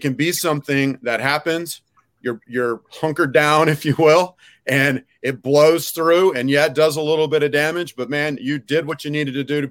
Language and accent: English; Houston, Texas, United States; I grew up around Houston.